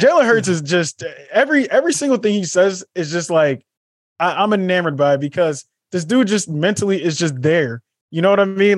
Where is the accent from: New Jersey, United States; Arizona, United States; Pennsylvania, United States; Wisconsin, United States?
Pennsylvania, United States; Philadelphia; I'm a Philadelphian through and through